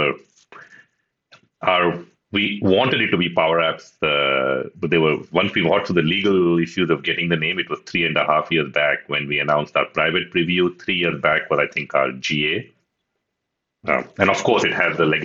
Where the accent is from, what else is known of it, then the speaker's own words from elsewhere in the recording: Pune, Maharashtra, India; moved away as an adult; also born or lived in Uttarakhand; now in Seattle, United States; I grew up in Pune as well